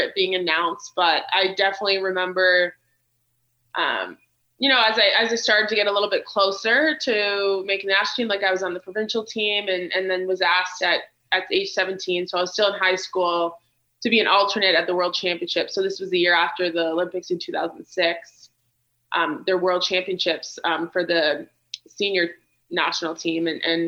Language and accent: English; Sudbury, Ontario, Canada; moved away as an adult; now in Calgary, Canada; my hometown of Sudbury, Ontario